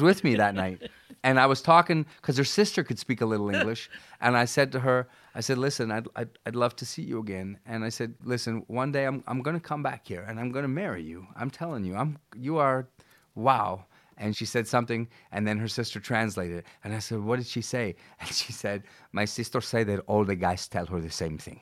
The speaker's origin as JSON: {"language": "English", "town": "Vancouver", "region": "British Columbia", "country": "Canada", "tie": "born or raised there", "also_born_or_lived": "Buenos Aires", "said": "I never left my hometown. I never left. I live in Vancouver"}